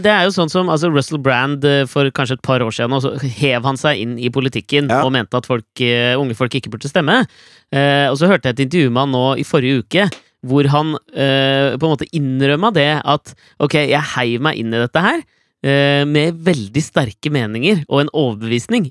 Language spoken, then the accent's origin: Norwegian; Norway